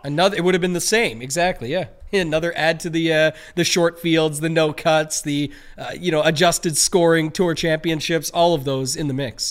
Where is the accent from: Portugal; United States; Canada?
Canada; we're Canadian